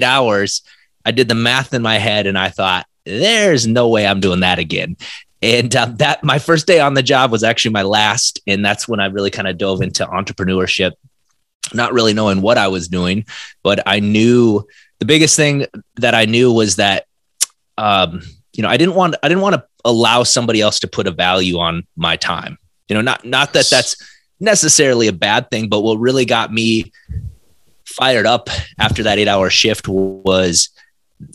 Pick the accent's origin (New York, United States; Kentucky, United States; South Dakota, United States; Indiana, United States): South Dakota, United States; moved away as an adult; now in Minneapolis, United States; I'm originally from South Dakota